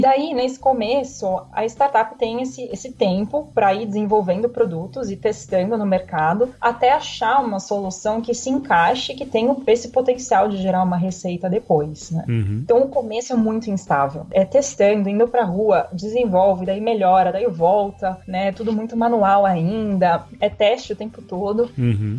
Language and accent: Portuguese; São Paulo, Brazil; also born or lived in Germany; Nasci aqui em São Paulo